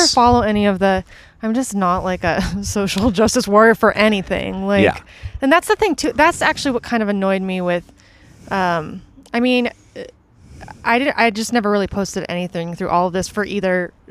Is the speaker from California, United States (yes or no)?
yes; San Francisco, California, United States; now in Los Angeles, United States; I was born down here, but I grew up in San Francisco.